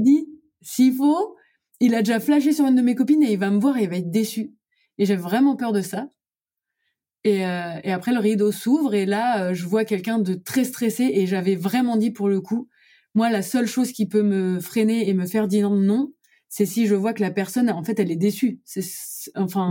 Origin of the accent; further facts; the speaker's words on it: Lorraine, Grand Est, France; moved away as an adult; also born or lived in Brussels, Belgium / Montreal, Canada / New York, United States; je retourne dans ma région euh, natale, c'est-à-dire en Lorraine